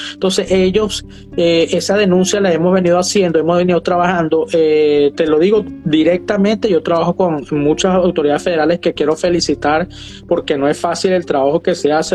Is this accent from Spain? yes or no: no; Barinas, Venezuela; moved away as an adult; now in Miami, United States; yo soy de Varina